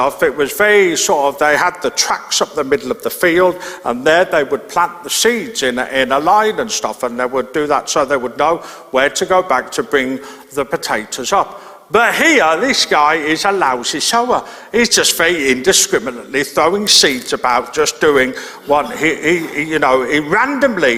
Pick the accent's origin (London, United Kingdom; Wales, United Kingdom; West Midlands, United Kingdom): West Midlands, United Kingdom; Birmingham; I grew up in Birmingham, in inner city Birmingham, and so I didn't live near any farms